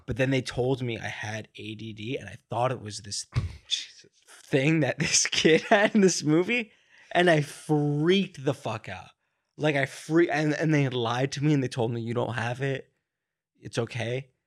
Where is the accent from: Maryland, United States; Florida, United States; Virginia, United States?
Florida, United States; Miami; moved away; also born or lived in New York; I grew up in, uh, like, in the Miami area